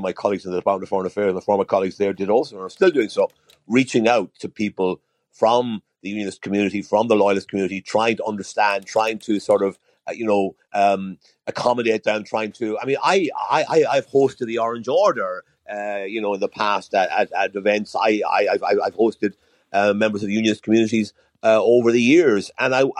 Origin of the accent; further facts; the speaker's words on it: Ireland; also born or lived in Dublin; as an Irishman